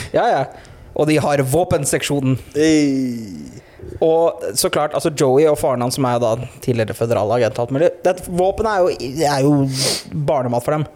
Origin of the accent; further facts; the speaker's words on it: Norway; also born or lived in Bø; hjemme i, hjemme i Norge